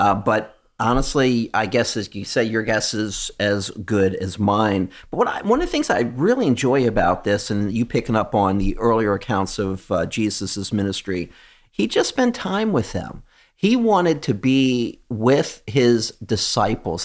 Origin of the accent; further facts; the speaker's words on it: United States; we come from America